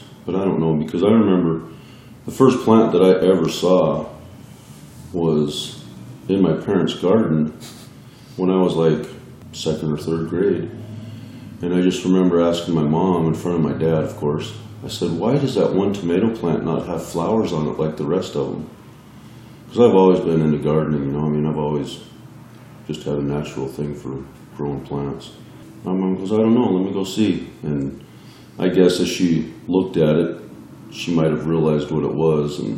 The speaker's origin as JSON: {"language": "English", "region": "Montana", "country": "United States", "tie": "born or raised there", "also_born_or_lived": "Washington", "said": "I grew up till second grade in Washington and then moved to Montana."}